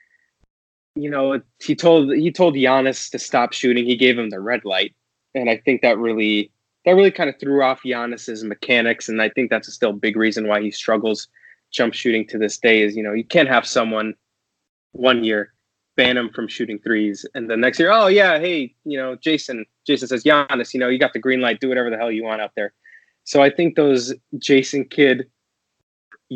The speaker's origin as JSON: {"language": "English", "town": "Los Angeles", "region": "California", "country": "United States", "said": "I'm from Los Angeles"}